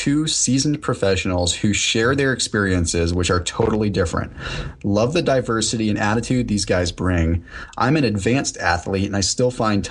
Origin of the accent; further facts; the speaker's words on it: United States; I'm – proud to be an American. I'm happy American. I served in the military and I love this country